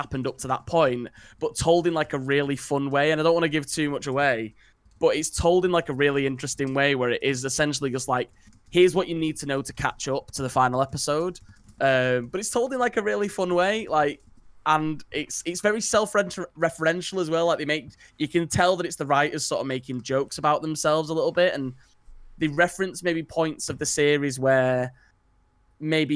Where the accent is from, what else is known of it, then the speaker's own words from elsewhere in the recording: United Kingdom; as like British people